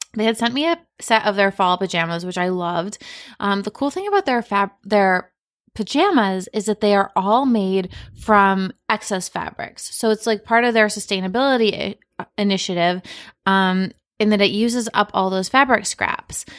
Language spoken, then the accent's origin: English; Cape Cod, Massachusetts, United States; I'm from Cape Cod